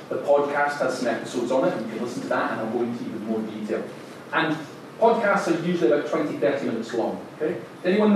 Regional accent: Scotland, United Kingdom; I'm Scottish after all

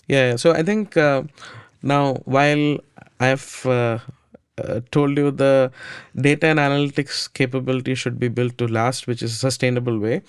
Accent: India; I grew up in India

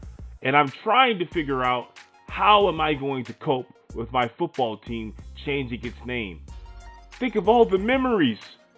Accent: New Orleans, Louisiana, United States; I'm from New Orleans, Louisiana.

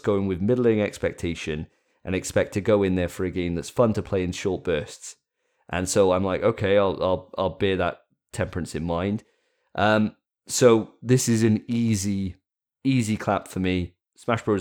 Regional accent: Wales, United Kingdom; I'm a Welshman

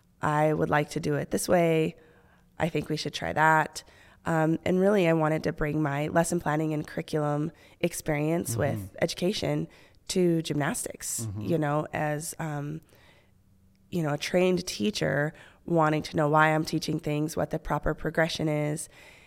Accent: Okinawa, Japan; born there; Okinawa, Japan.

